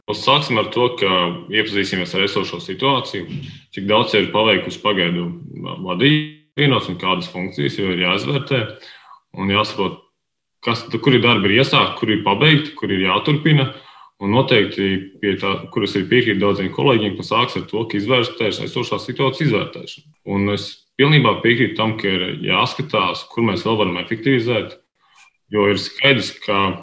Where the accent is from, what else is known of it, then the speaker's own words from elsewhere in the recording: Rēzekne Municipality, Latvia; es uzaugu, dzimis Rezeknodā un arī pašai strādāju un dzīvoju nodā.